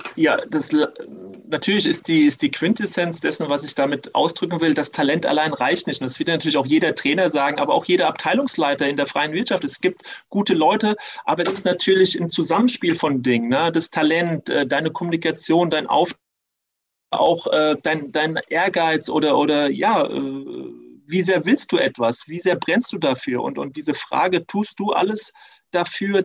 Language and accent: German; Germany; also born or lived in Tunisia; ich bin halber Tunesier und durch diese drei Jahre konnte ich natürlich da sehr gut eintauchen und trotzdem äh, habe ich auch gemerkt, als Halbdeutscher zieht es mich auch wieder zurück nach Deutschland